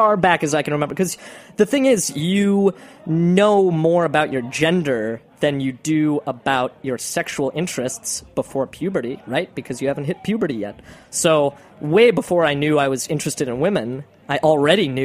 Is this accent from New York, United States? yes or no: yes; Locust Valley, New York, United States; I was actually born in on Long Island